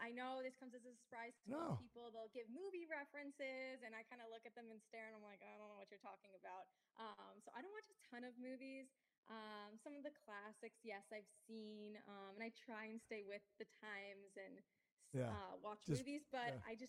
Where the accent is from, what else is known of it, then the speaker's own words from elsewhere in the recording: South Florida, United States; also born or lived in North Carolina; South Florida. Went to school in North Carolina. Nice. And then decided to come right on back down to Florida. And I've loved it here.